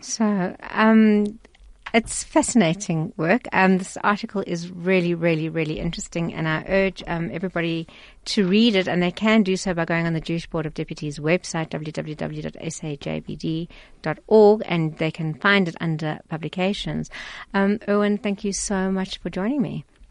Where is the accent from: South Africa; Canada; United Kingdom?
South Africa; Pretoria, Gauteng; I come from Pretoria